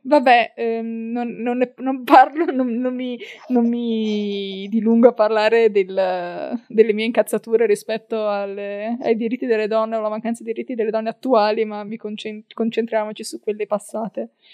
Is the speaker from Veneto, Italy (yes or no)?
yes; Verona, Valpolicella, Veneto, Italy; Io sono di Verona, eh, quindi, eh, eh, anzi della Valpo, quindi fianco e sassi, si direbbe dalle mie parti